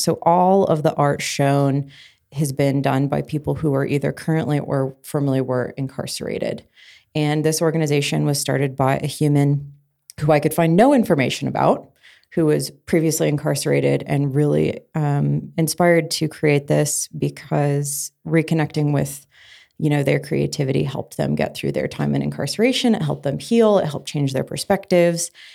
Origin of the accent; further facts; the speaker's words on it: Colorado, United States; growing up in Colorado